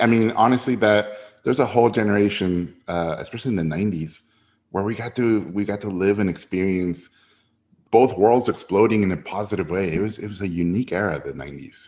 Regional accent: Tijuana, Baja California, Mexico; born or raised there; first language Spanish; English is a second language; also born or lived in San Diego, United States

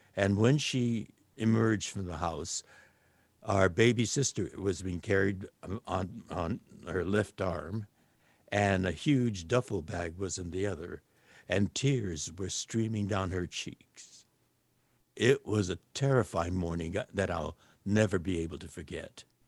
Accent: Los Angeles, California, United States; I was born here in Los Angeles

